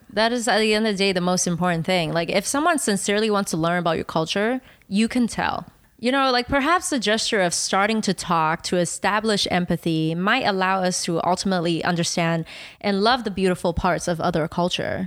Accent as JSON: {"language": "English", "country": "Taiwan", "tie": "born or raised there", "second_language": "English", "moved": "yes", "said": "one of my earliest memory was me jumping up and down on my, uh, coffee table in Taiwan"}